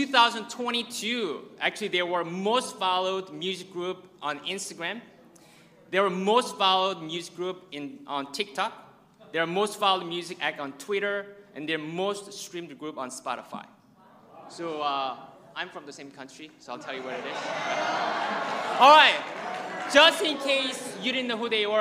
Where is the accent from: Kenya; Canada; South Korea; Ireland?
South Korea; now in United States; I'm from South Korea, and please don't ask if I'm from North Korea